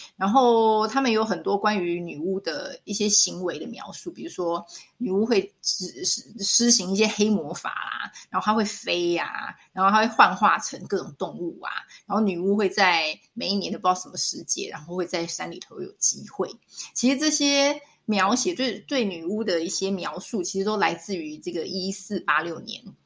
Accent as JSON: {"language": "Chinese", "country": "Taiwan", "said": "我们台湾这边就是会去庙里求一个什么平安符"}